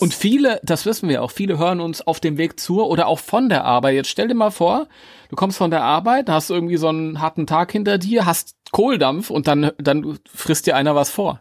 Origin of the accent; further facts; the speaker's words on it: Germany; als Deutscher